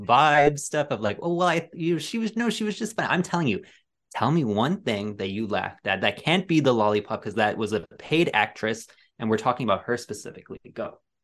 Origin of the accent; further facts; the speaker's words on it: Ireland; I'm being bullied for being Irish.